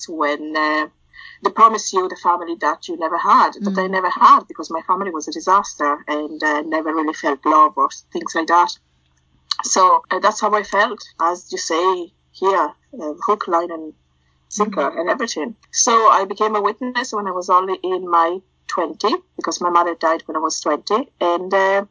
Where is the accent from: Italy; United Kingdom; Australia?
Italy; accent: a hybrid of everything; moved away as an adult; now in Ireland; I was born and grew up in Italy, and then I moved to Ireland when I was 22, 23.